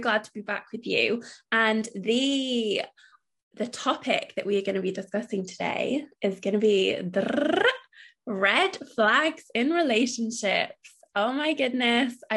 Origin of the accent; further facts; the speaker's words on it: United Kingdom; it's us being British